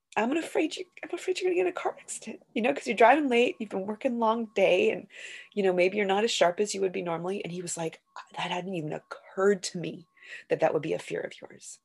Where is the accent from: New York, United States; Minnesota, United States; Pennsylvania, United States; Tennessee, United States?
Minnesota, United States; Duluth; also born or lived in Los Angeles; now in Minneapolis, United States; I'm from Minnesota originally, I grew up in Duluth